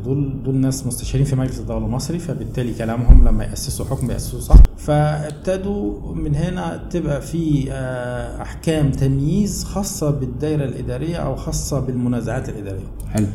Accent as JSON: {"language": "Arabic", "town": "El Maragha", "region": "Sohag Governorate", "country": "Egypt", "tie": "born or raised there", "also_born_or_lived": "Asyut / Cairo, Egypt", "moved": "as an adult", "said": "أنا أصلاً من، آه، من أهل الصعيد يعني، من مواليد محافظة سوهاج، مركز المراغة"}